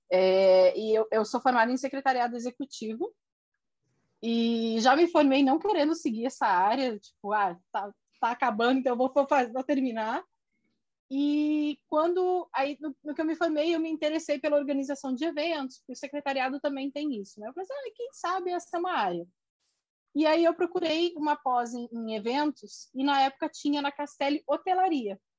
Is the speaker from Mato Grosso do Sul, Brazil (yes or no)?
yes; Corumbá, Mato Grosso do Sul, Brazil; also born or lived in Porto Alegre / Brasília; now in Rio de Janeiro, Brazil; tinha encerrado o ciclo em Brasília, eu sou do Mato Grosso do Sul, de Corumbá, então lá